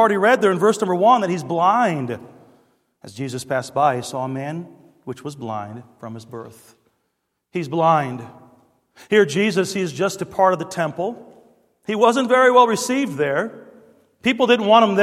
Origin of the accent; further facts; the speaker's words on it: Detroit, Michigan, United States; growing up in Detroit